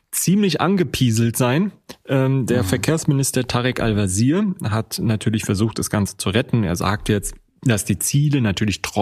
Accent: Rostock, Mecklenburg-Vorpommern, Germany; in meiner Heimatstadt Rostock ist genau das eben auch der Fall.

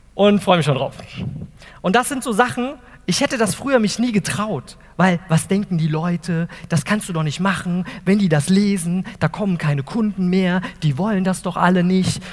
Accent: Wiesbaden, Hesse, Germany; also born or lived in Eltville; ich komme aus Wiesbaden, Eltville

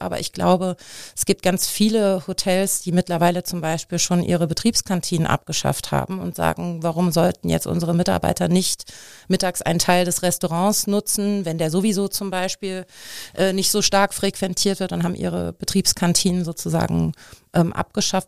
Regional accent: Frankfurt, Hesse, Germany; moved away as an adult; also born or lived in Munich; now in Cologne, Germany; ich bin eigentlich gebürtige Frankfurterin, bin vor zweieinhalb Jahren äh, knapp nach Köln gekommen

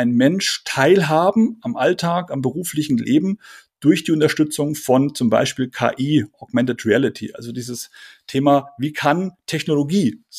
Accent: Bavaria, Germany; accent: Franconian; ich bin aufgewachsen in Oberfranken, also bin, bin Franke, habe den Dialekt äh, ausgeblendet.

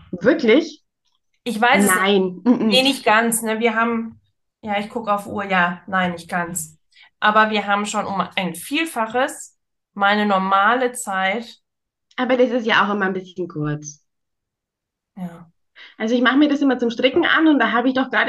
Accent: Nuremberg, Bavaria, Germany; ich komme aus der Ecke von Nürnberg. Was hast du denn geglaubt?

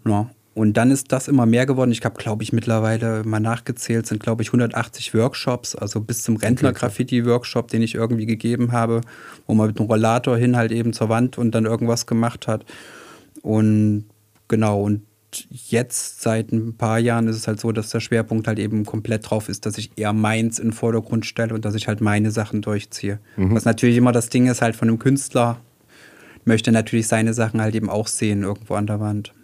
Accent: Weimar, Thuringia, Germany; moved away as an adult; now in Heilbronn, Germany; ursprünglich komme ich aus Weimar

